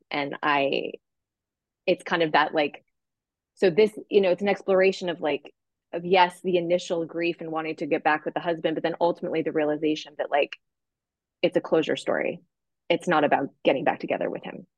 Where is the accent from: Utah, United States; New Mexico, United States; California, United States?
New Mexico, United States; Santa Fe; I grew up in Santa Fe